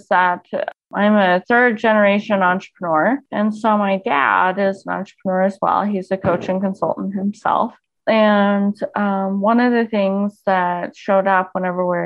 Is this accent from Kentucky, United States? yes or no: no; Colorado Springs, Colorado, United States; also born or lived in Littleton, Colorado; Yeah, so I grew up in Colorado Springs, which is obviously just an hour south, basically, of here